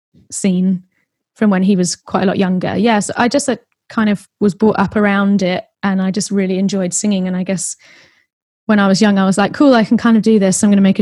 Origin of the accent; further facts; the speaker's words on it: Kingston, London, United Kingdom; Southwest London. So I grew up in Kingston. And lived there always. I've moved over to Southeast in the past 4 years. I haven't moved far.